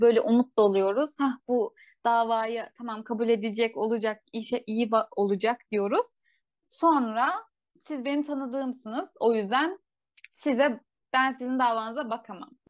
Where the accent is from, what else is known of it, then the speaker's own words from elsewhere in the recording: Turkey; bizim Türkiye'de